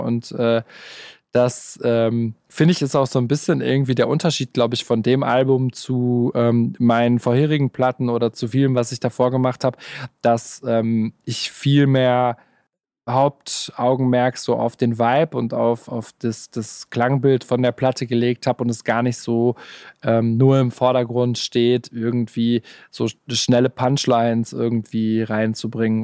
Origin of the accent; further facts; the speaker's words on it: Gelsenkirchen, North Rhine-Westphalia, Germany; moved away as an adult; now in Stuttgart, Germany; ich äh, fühle mich in Gelsenkirchen noch sehr heimisch